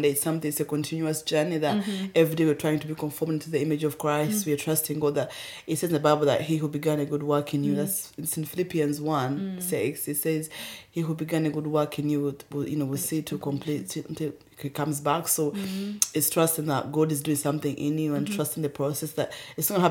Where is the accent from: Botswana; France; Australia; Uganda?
Uganda; also born or lived in Rwanda; now in United Kingdom; I'm from Uganda, but I was born in Rwanda. And I was in a boarding school.